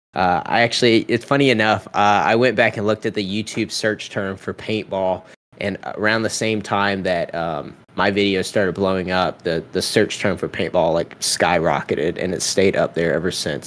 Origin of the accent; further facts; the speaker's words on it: Charleston, South Carolina, United States; my hometown in Charleston